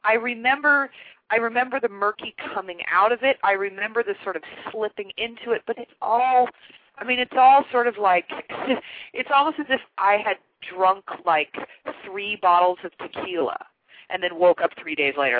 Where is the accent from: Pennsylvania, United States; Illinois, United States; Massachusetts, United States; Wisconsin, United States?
Illinois, United States; Chicago; also born or lived in Kansas; I grew up in Chicago, but there's a real Midwestern flavor to my roots and my upbringing